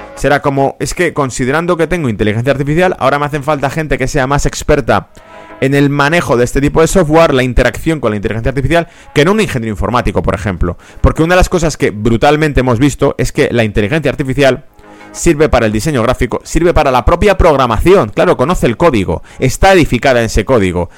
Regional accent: Madrid, Community of Madrid, Spain; yo soy de origen de España, de Madrid. En Madrid teníamos

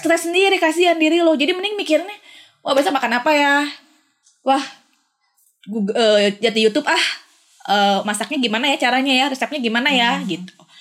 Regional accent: Bandung, West Java, Indonesia; moved away as an adult; also born or lived in Jakarta; gue dari Sun dari Bandung

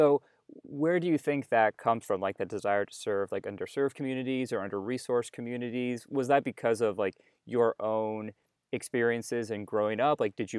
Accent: New Hampshire, United States; I mean, I'm white and I grew up in New Hampshire, and there's a certain amount of privilege that comes with that.

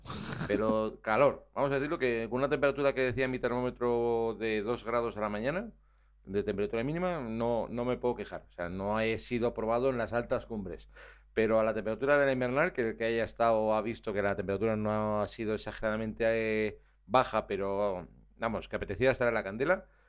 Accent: Navarre, Spain; soy navarro

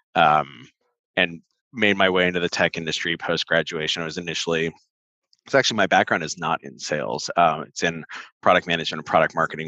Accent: Santa Ana, California, United States; I grew up in Orange County, specifically Santa Ana Tustin area

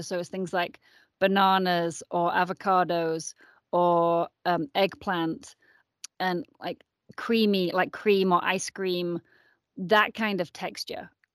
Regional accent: Yorkshire and the Humber, United Kingdom; moved away as an adult; also born or lived in San Francisco, United States; now in Boulder, United States; I am originally from England. I was born in Yorkshire

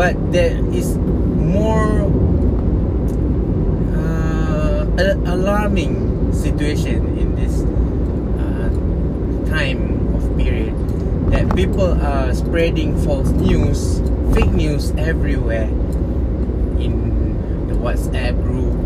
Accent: Kulim, Kedah, Malaysia; moved away; I am at my hometown right now in Kulim

